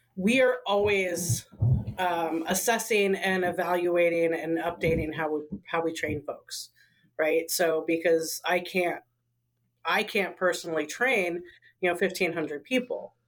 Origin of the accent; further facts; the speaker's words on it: Portland, Oregon, United States; I was raised in the Pacific Northwest. I was raised in Northeast Portland